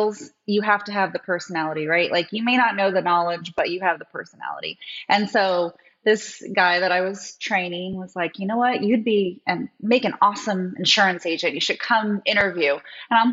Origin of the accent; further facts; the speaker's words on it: Oregon, United States; moved away as an adult; also born or lived in Maui, Hawaii; I'm actually from Oregon